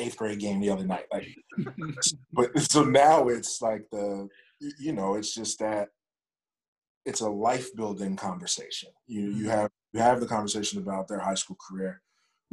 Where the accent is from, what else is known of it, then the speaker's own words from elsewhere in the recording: Pittsburgh, Pennsylvania, United States; moved away; also born or lived in North Carolina; I'm from Pittsburgh